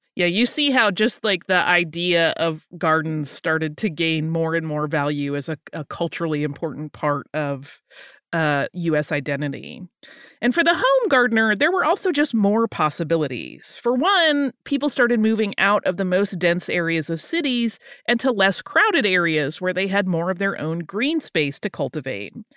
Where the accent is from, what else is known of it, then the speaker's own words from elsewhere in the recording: Florida Gulf Coast, United States; moved away; I grew up on the Florida Gulf Coast when I was little